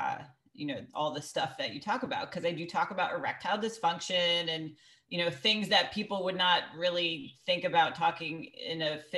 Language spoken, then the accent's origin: English; Greenwich, Connecticut, United States; I grew up in Greenwich, Connecticut, where there's 9 golf clubs